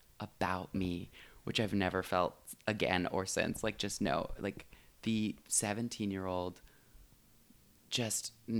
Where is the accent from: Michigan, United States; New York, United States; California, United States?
Michigan, United States; moved away as an adult; now in Los Angeles, United States; No, I'm from Michigan.